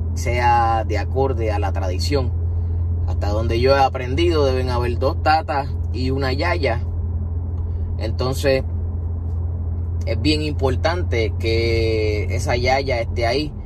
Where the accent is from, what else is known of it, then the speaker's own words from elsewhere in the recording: Puerto Rico; mi pueblo Puerto Rico